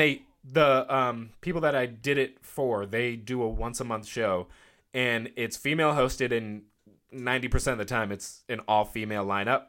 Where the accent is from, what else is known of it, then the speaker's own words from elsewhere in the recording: United States; I'm from the South Shore